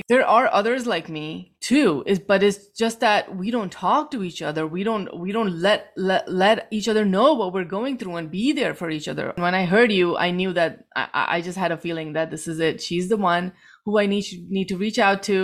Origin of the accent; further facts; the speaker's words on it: New Jersey, United States; I am from New Jersey, a Pakistani American